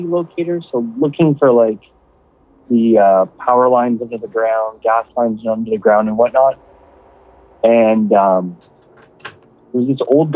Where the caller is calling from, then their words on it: Ottawa, Ontario, Canada; calling from Ottawa, Canada